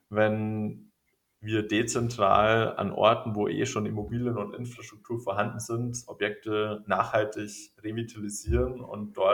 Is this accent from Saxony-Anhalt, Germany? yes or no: no; Regensburg, Bavaria, Germany; ich musste immer an meine Heimat denken, an Regensburg.